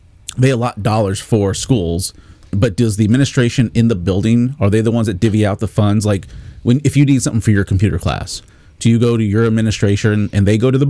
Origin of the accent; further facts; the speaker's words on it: Columbia, Missouri, United States; moved away; I came from Columbia, which where James is at. Our school system, we had, when I was growing there, only two high schools